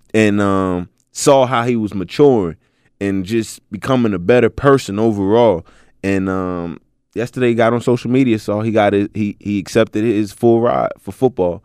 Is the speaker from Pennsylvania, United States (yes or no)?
yes; Philadelphia, Pennsylvania, United States; moved away; I'm originally from Philly, so I used to live out here